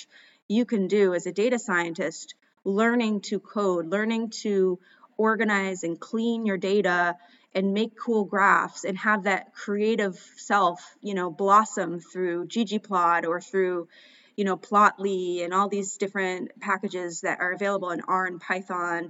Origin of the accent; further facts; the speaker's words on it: Maine, United States; moved away as an adult; also born or lived in Ecuador / Mozambique; for me, growing up in Maine